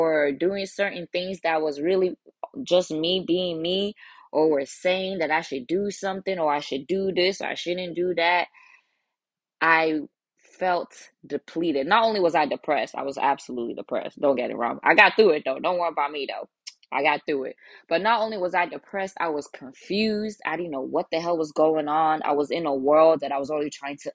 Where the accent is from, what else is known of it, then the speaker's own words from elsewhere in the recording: United States; English is a second language; also born or lived in Nigeria; I was there for a couple of years before I came to America and was then raised in America